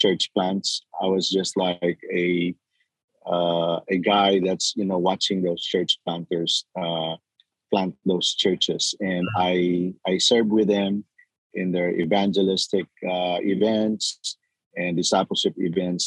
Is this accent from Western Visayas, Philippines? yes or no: no; General Santos, Soccsksargen, Philippines; moved away as an adult; also born or lived in San Diego; now in United States; I was born in the Philippines, in southern Philippines. And I grew up in General Santos City